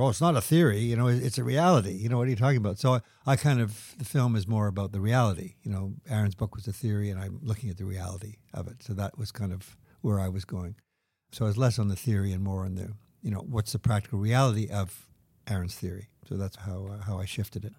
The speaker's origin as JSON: {"language": "English", "region": "Quebec", "country": "Canada", "tie": "born or raised there", "said": "growing up in Quebec"}